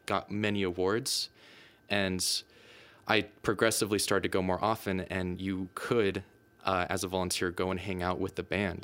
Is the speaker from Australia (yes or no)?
no; United States; moved away as an adult; now in Denmark; I'm from the United States